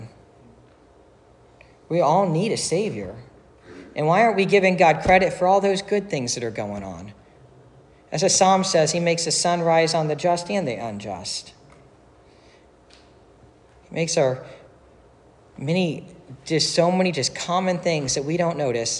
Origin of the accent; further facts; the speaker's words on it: Dayton, Ohio, United States; I grew up in Dayton, and we had the Five River Metro Parks